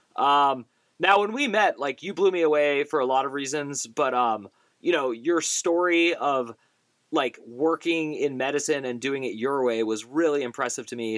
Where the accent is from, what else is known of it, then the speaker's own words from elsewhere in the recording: Bay Area, California, United States; moved away as an adult; also born or lived in Pittsburgh; growing up in the Bay Area